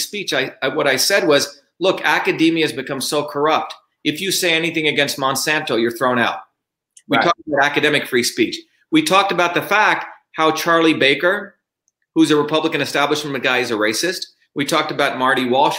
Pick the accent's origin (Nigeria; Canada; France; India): India; English is a second language; now in Belmont, United States; I grew up in India where we were considered the untouchables